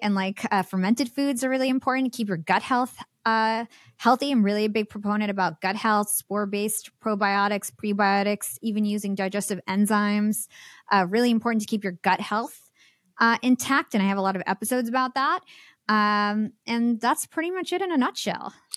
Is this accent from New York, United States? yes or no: yes; New York, United States; I'm from New York.